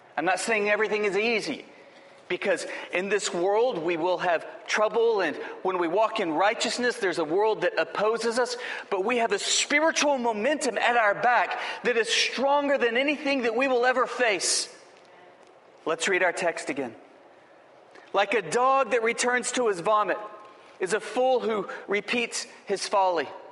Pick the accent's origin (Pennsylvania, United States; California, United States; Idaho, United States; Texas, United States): Texas, United States; Lubbock; I grew up in Lubbock, Texas